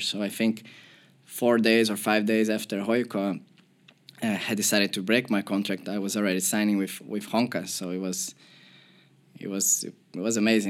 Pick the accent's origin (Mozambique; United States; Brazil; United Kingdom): Brazil; Porto Alegre, Rio Grande do Sul; moved away; I'm from Porto Alegre and we have two big clubs in my city